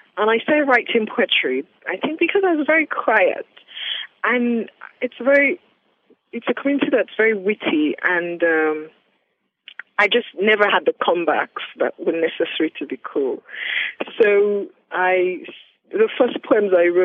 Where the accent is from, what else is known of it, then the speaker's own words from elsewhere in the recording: Ile-Ife, Osun, Nigeria; also born or lived in Ilesha; I grew up in Nigeria in a city called Ilesha, between Ilesha and Ilefe, where I am right now.